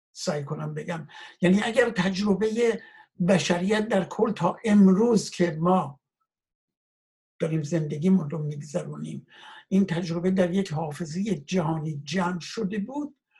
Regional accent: Iran; moved away as an adult; من کشورم رو وطنم رو به دلیل شرایط ناامنی که وجود داشت

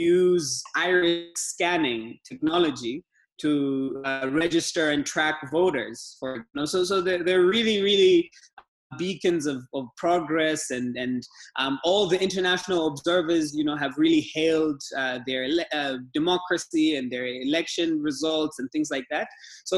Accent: Dar es Salaam, Tanzania; Like you said, I'm from Tanzania. I'm from Dar es Salaam, Tanzania. That's where I live and work.

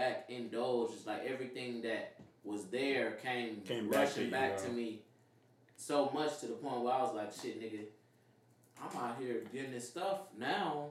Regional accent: Missouri City, Texas, United States; I grew up in the Mo City area

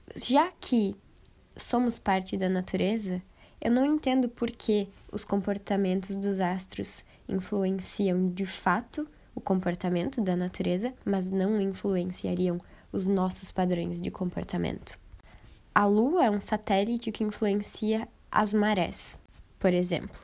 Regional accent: Brazil; ainda me orgulho muito em dizer que eu sou latina

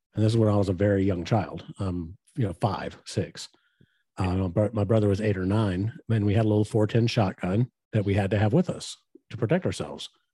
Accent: West Texas, United States; we grew up in West Texas

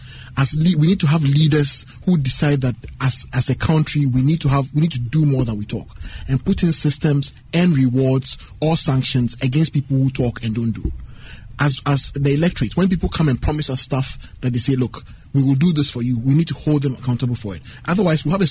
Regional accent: Ghana; I'm Ghanaian and proudly so

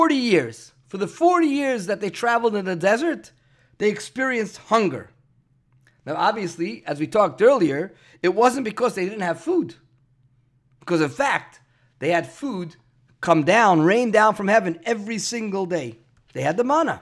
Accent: New York City, New York, United States; Growing up in Brooklyn

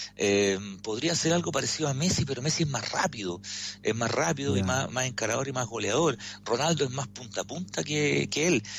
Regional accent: Chile; como, chile, como chileno

